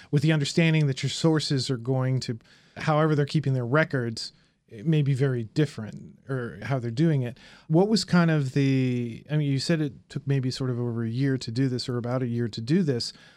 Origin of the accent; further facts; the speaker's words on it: Indianapolis, Indiana, United States; moved away; I'm from Indianapolis.